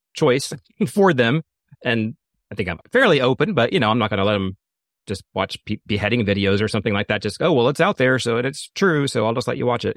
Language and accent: English; the South, United States; I grew up in the South